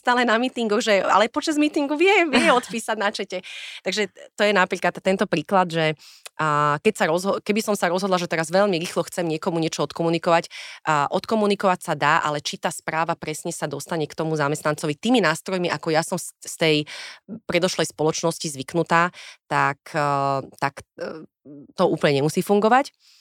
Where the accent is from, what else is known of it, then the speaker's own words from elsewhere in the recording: Bratislava, Bratislava Region, Slovakia; ja som vyrastala v Petržalke